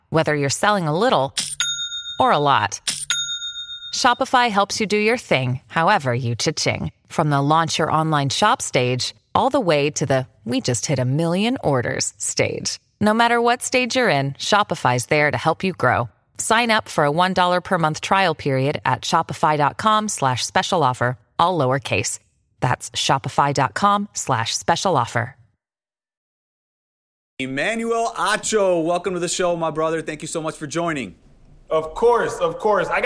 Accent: Texas, United States; Being a Texan yeah, myself, I mean

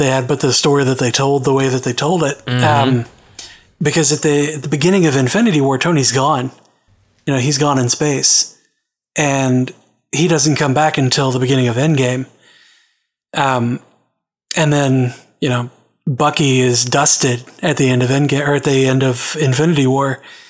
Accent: Australia; I'm an Australian and served in the Navy.

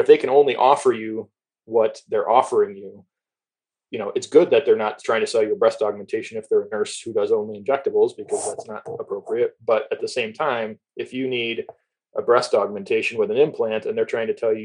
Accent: Toledo, Ohio, United States; I grew up in Toledo

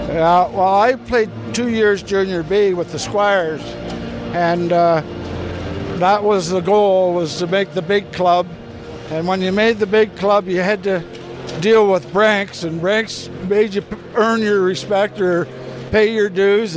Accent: London, Ontario, Canada; I grew up here in London, lived at home

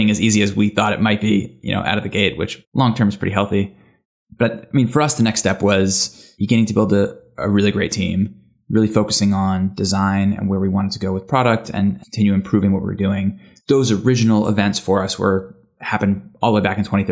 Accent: United States; accent: American; also born or lived in London; I'm American, as you can tell by the accent.

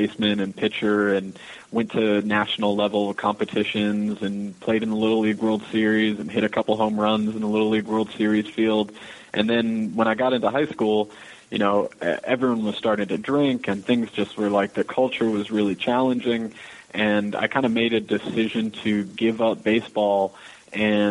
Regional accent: Manassas, Virginia, United States; also born or lived in Michigan / New York City, United States; now in Texas, United States; I'm from Virginia. I'm from Manassas, Virginia

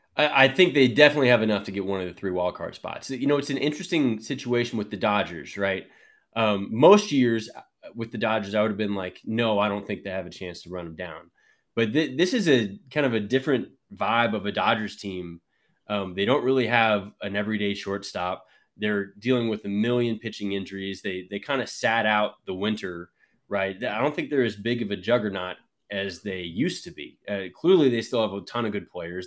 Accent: Dallas, Texas, United States; I grew up in Dallas

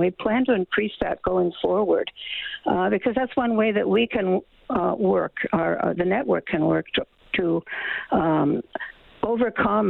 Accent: Nova Scotia, Canada; the hometown I grew up in Nova Scotia

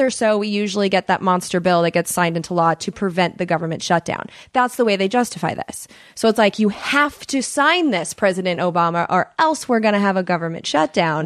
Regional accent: United States; accent: American; my accent. They would know an American.

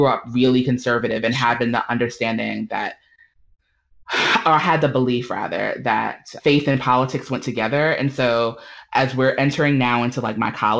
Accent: New York City, New York, United States; moved away as an adult; now in Durham, United States; I grew up in the Black Baptist Church, Missionary Baptist to be more specific, in New York City. So I'm a New Yorker, a native New Yorker

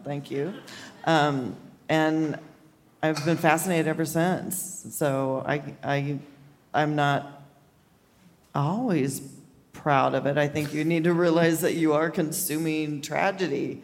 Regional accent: Kansas City, Missouri, United States; moved away; my hometown, Kansas City

